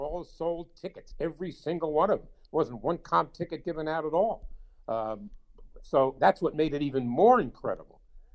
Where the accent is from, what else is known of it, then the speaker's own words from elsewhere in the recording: New York, United States; as a guy growing up in New York